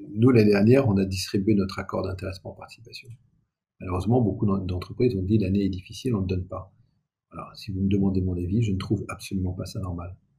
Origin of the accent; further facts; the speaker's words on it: Aix-en-Provence, Provence-Alpes-Côte d'Azur, France; moved away; je viens effectivement d'Aix-en-Provence. Le lycée, le lycée où j'ai fait mes études est en zone d'éducation prioritaire.